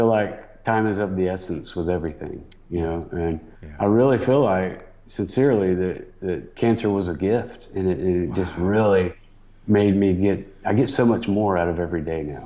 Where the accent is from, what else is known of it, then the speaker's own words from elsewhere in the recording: Atlanta, Georgia, United States; I'm homegrown CNN guy, because they literally started here in my hometown